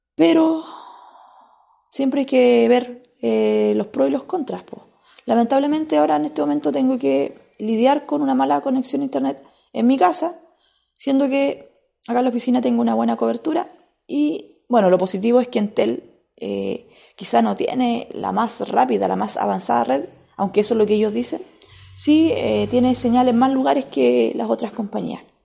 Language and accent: Spanish; Biobío, Chile; allá en la región del Biobío, que fue la región donde yo nací